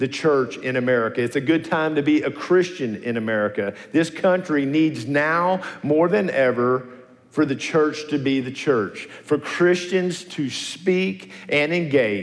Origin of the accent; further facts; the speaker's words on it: Nashville, Tennessee, United States; also born or lived in Smyrna, Tennessee; I'm an old Nashvilleian